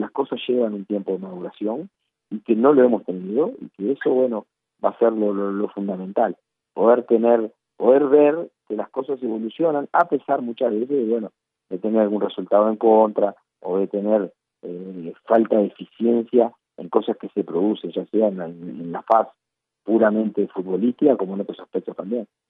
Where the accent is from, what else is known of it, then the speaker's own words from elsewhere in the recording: Uruguay; somos los uruguayos